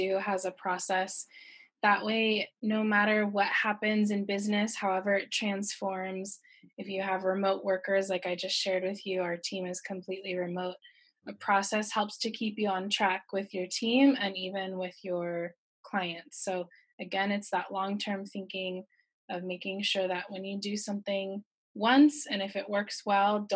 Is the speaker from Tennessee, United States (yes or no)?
no; California, United States; now in Shanghai, China; I'm actually from California and I'm living in beautiful Shanghai, China